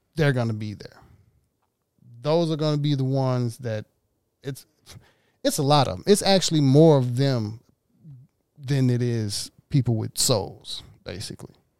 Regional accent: Mississippi, United States; now in Los Angeles, United States; I'm in downtown L A. I'm from Mississippi.

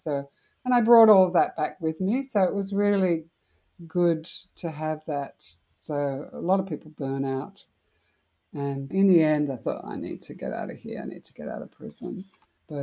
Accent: Australia; as an Australian

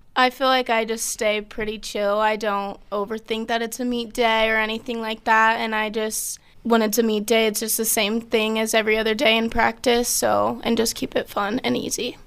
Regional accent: South Jordan, Utah, United States; I'm from South Jordan, Utah

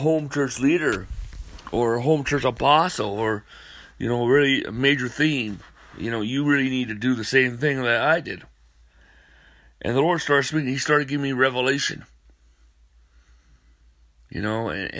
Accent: North Dakota, United States; moved away; I'm from North Dakota

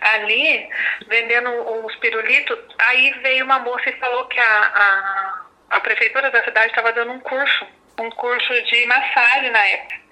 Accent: Passa Quatro, Minas Gerais, Brazil; eu sou de Passa Quatro, né, de Minas

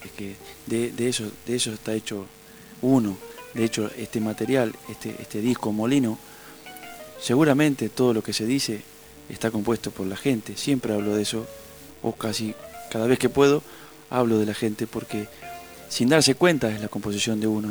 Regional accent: Urdampilleta, Buenos Aires Province, Argentina; moved away; also born or lived in Neuquén; eso es mi pueblo

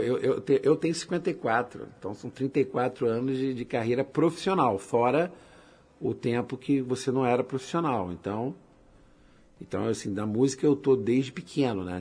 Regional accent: Nova Iguaçu, Rio de Janeiro, Brazil; moved away as an adult; now in Belém, Brazil; Eu sou natural de Nova Iguaçu, no estado do Rio de Janeiro. Sou carioca, né? Rio de Janeiro. Só que eu moro em Belém do Pará já há nove anos.

